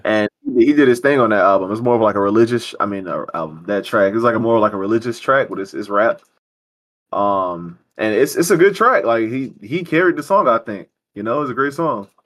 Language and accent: English; United States